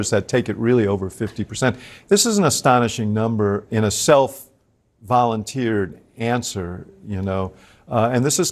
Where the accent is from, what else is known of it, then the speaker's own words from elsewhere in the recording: Chicago, Illinois, United States; I come from Chicago.